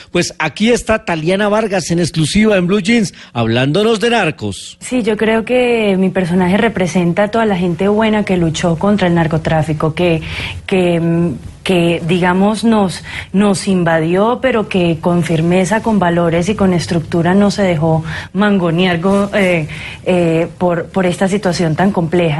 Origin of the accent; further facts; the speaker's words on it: Colombia; somos muchos los colombianos decentes y buenos